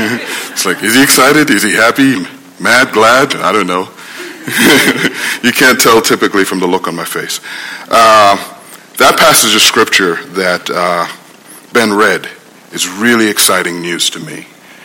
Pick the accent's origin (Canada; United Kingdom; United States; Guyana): Guyana; We were born and raised in Guyana, you know. We had no context for this warrior with the beard, right?